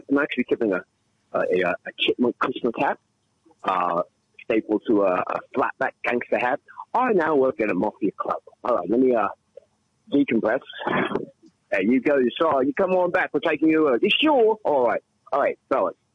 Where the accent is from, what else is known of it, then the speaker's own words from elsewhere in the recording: England, United Kingdom; also born or lived in Bronx, New York; now in United States; So I came to the Bronx. I, uh, I, yes, I was born in England. I'm English.